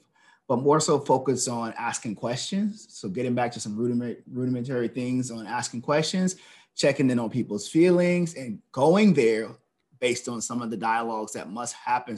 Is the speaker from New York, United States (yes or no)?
no; Charleston, South Carolina, United States; moved away as an adult; now in Washington, D.C., United States; I'm originally from Charleston, South Carolina